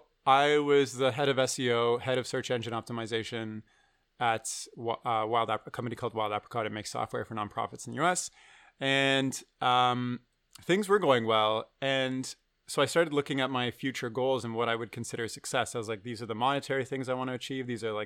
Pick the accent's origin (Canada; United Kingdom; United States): Canada; Waterloo, Ontario; I grew up in Waterloo, which is not a small town, but like there's no film industry, there's no animation industry.